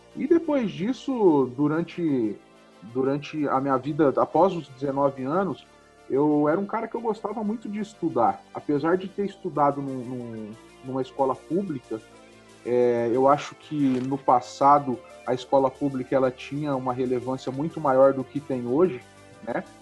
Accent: Ribeirão Preto, São Paulo, Brazil; sou de Ribeirão Preto, nasci numa família humilde em 1983 e comecei a trabalhar desde os 12 anos em uma oficina mecânica

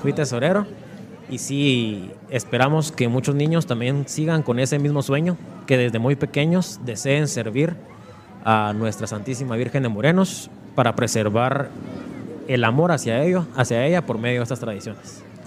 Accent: Mixco, Guatemala Department, Guatemala; es el lugar donde nací, donde nacieron mis antepasados

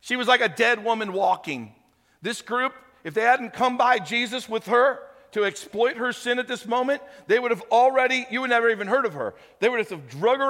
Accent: St. Louis, Missouri, United States; moved away; When I was a kid, I grew up in St. Louis.

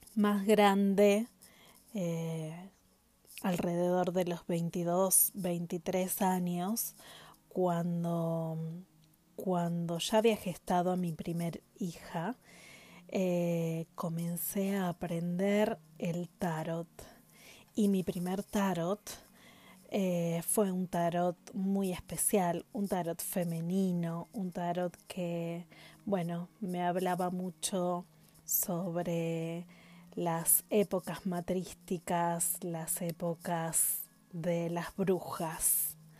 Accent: Paraná, Entre Ríos, Argentina; en Entre Ríos, en mi ciudad, mi pueblo natal, en Paraná, justamente, en mi ciudad natal

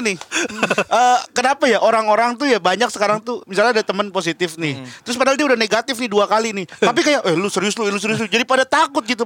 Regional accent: Jakarta, Indonesia; Gua juga orang Jakarta

